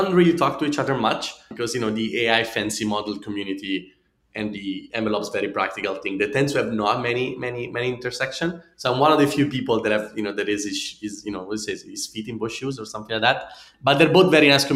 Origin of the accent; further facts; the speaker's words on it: Italy; accent: Italian; English is a second language; my funny Italian accent